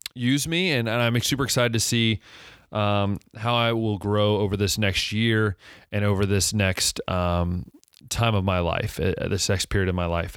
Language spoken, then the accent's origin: English; Ohio, United States; also born or lived in West Liberty, Ohio / Cedarville, Ohio; I grew up in Ohio